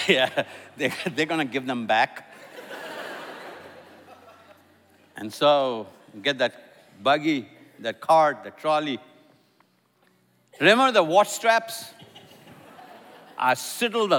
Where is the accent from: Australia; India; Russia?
India; now in Atlanta, United States; I'm an Indian